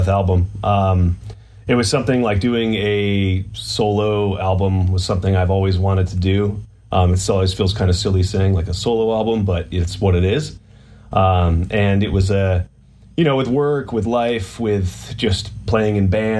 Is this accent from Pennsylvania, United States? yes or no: yes; Pittsburgh, Pennsylvania, United States; moved away; I'm actually from Pittsburgh, Pennsylvania, originally. I'm on my like 2-week vacation. I'm actually in the room that I grew up